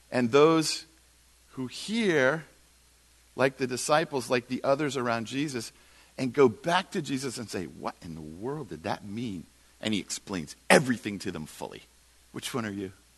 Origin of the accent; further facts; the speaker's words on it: United States; we're the American Christians